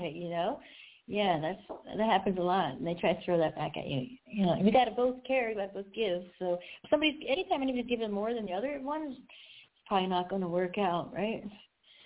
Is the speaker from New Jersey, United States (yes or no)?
yes; Collingswood, New Jersey, United States; I'm really from Collingswood